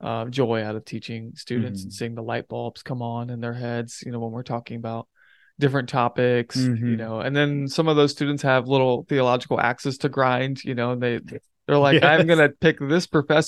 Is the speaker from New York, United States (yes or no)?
no; Hamilton, Ohio, United States; so I grew up in Cincinnati, Ohio, or just north of it in a town called Hamilton, Ohio.